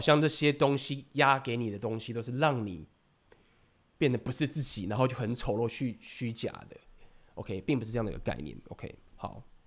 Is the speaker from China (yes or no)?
no; Taiwan; 我是台湾人